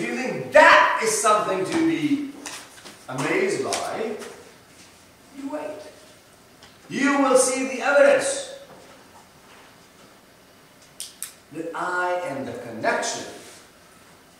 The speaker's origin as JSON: {"language": "English", "town": "Oshawa", "region": "Ontario", "country": "Canada", "tie": "born or raised there", "also_born_or_lived": "London / Toronto", "said": "where did you grow up? And you tell them Oshawa"}